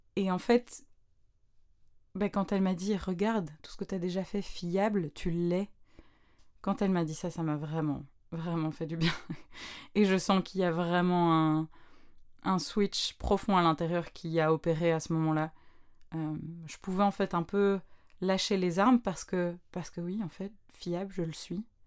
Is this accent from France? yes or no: no; Brussels, Brussels-Capital Region, Belgium; vers plus ou moins 9 ans, 9-10 ans, je sais plus trop, je rejoignais ben, dans une autre école à Bruxelles un cours de chant